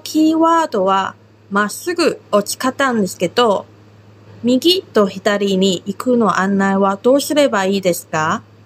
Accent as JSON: {"language": "Japanese", "country": "Taiwan", "tie": "born or raised there", "moved": "yes", "lives_now": "Okinawa, Japan", "said": "私は台湾出身で中国語担当の"}